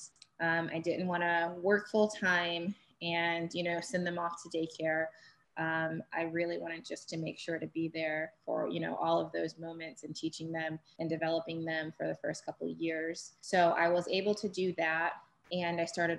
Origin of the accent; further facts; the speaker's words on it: Florida, United States; also born or lived in Buffalo, New York; I was born in Buffalo, New York, and I grew up in Florida.